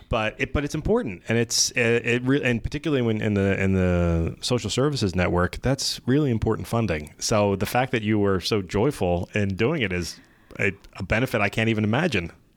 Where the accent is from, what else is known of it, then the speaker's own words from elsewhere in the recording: Gloucester County, New Jersey, United States; also born or lived in Elmer, New Jersey; I was born in Elmer, New Jersey, and then quickly moved to Gloucester County